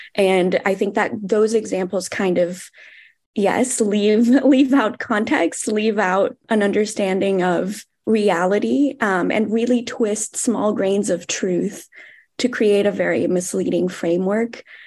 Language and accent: English; Brazil; I'm also from Brazil